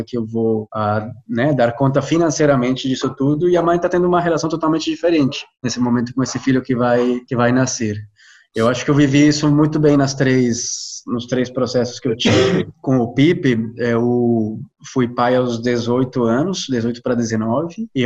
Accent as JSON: {"language": "Portuguese", "country": "Colombia", "second_language": "Portuguese", "said": "isso que a Jo falou, eu sou colombiano, sou psicólogo"}